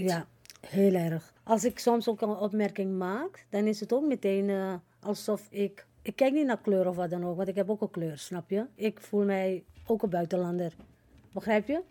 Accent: Suriname; now in Netherlands; Kijk, ik woon al 53 jaar hier in Nederland. Maar ik ben een Surinamer. Ik blijf ook een Surinamer

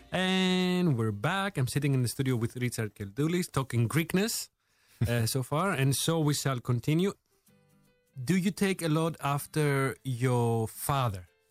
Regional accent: Greece; moved away as an adult; now in Netherlands; I'm from Greece

